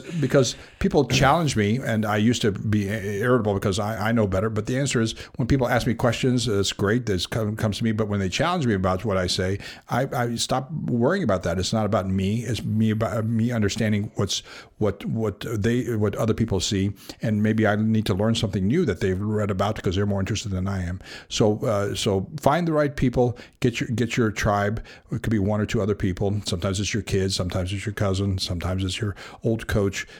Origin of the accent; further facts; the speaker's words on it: Los Angeles, California, United States; when we were growing up in South Los Angeles